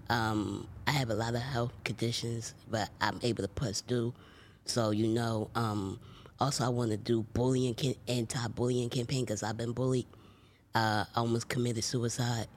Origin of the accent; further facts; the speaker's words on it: Philadelphia, Pennsylvania, United States; I grew up in Philadelphia, P